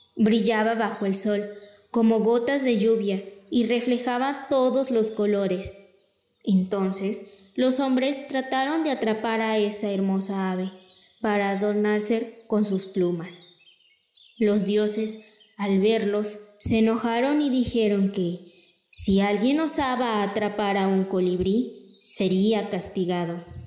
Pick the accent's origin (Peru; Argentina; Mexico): Mexico; nuestra cultura y tradiciones como mexicanos